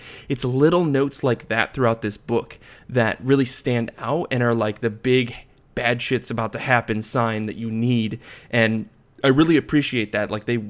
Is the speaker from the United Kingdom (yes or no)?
yes; United Kingdom; now in France; I'm also British in France.